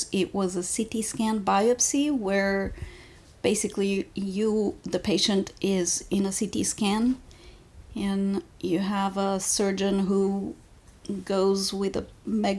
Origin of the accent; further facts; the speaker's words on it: Bulgaria; now in United States; I was born in Bulgaria and I was there